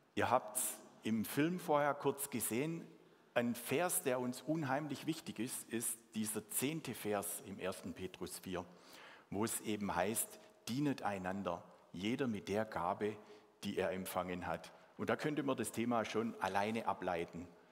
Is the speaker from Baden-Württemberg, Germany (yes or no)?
yes; Swabia, Baden-Württemberg, Germany; accent: Swabian; first language Swabian; meine Muttersprache Schwäbisch